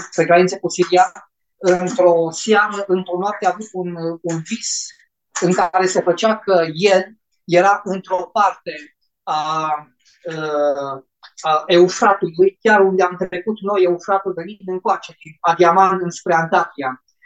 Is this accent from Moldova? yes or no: no; Romania; Noi ca și români